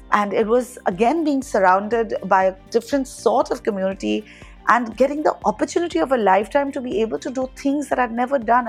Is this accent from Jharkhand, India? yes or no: yes; Dhanbad, Jharkhand, India; also born or lived in Jamshedpur / Calcutta; Growing up in Dhanbad was especially beautiful because neighbors were wonderful